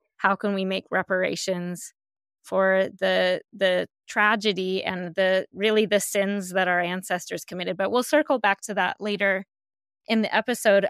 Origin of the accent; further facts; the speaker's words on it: Colorado, United States; moved away as an adult; also born or lived in Northern California; I grew up in Colorado